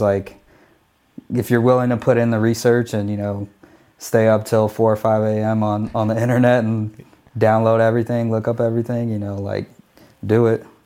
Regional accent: Phoenix, Arizona, United States; I used to D J every day on the radio in my hometown of Phoenix, Arizona

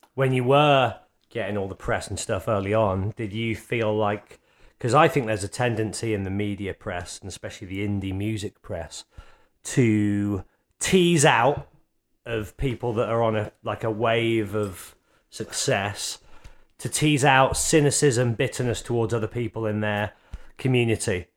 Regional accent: Birmingham, West Midlands, United Kingdom; Birmingham, our mutual hometown

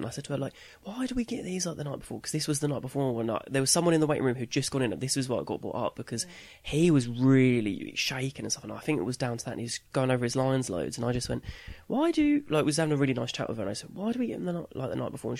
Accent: Colchester, East of England, United Kingdom; I grew up in Colchester, and the next town up is Ipswich

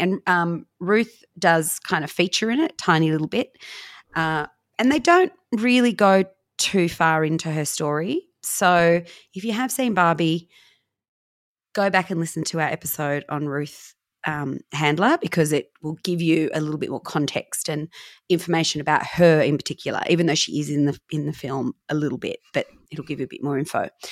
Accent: Newcastle, New South Wales, Australia; I was born in Newcastle and I'm adopted.

